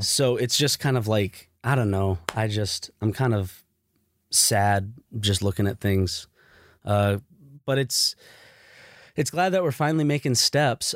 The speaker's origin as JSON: {"language": "English", "country": "United States", "tie": "born or raised there", "said": "we grew up in America"}